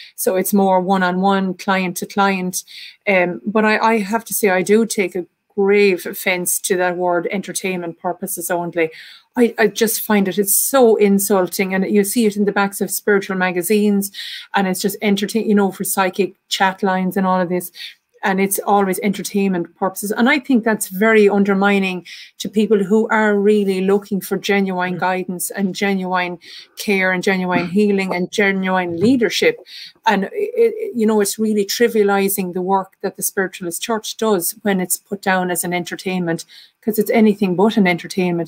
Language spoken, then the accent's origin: English; Ireland; accent: Irish; as you can tell from my accent, I'm from Ireland.